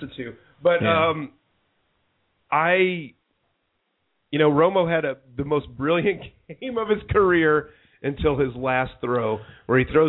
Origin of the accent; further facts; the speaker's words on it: Texas, United States; now in Chicago, United States; growing up in Texas